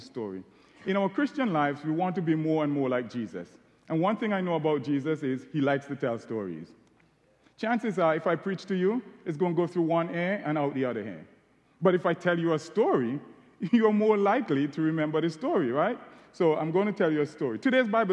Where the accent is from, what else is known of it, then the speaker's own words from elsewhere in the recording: St. Vincent & Grenadines; accent: Caribbean; moved away as an adult; now in Ohio, United States; As you can tell from my accent, I'm Caribbean. I was born in a beautiful island called St. Vincent and the Grenadines.